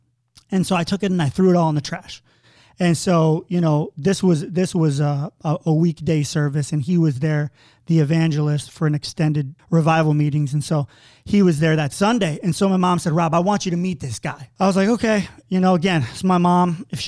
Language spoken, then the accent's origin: English; New York, United States; And I'm from a small podunk town in upstate New York, population 30,000. You know, when I say I'm from New York, people think New York City, but I'm from, you know, farm country.